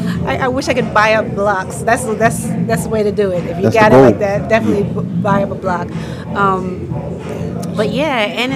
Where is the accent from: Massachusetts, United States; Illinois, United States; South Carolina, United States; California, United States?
Massachusetts, United States; Boston; Boston, Massachusetts.